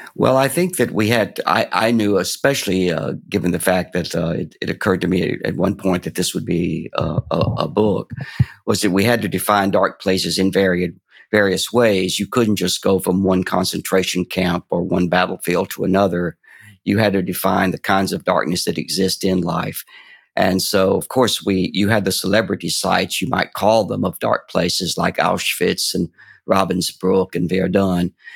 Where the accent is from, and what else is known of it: Fort Payne, Alabama, United States; born or raised there